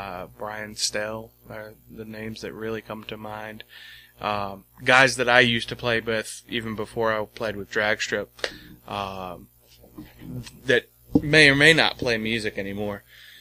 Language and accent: English; Sandston, Virginia, United States; I grew up out by the airport.